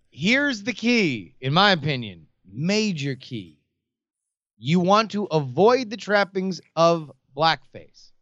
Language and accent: English; South Florida, United States; growing up in South Florida